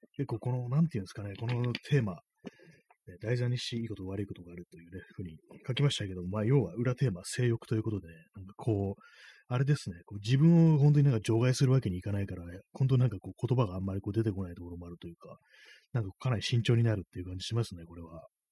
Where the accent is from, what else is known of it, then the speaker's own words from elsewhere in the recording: Japan; この国に生まれ育って